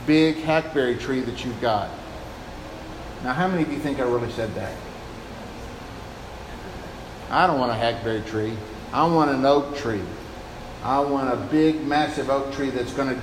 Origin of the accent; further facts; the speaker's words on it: Tennessee, United States; also born or lived in Pensacola, Florida; I'm from Tennessee